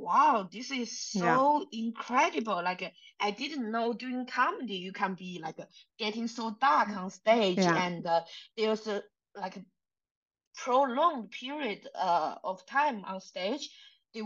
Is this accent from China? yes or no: yes; China; English is a second language; moved away; I'm from China. My English was really not so good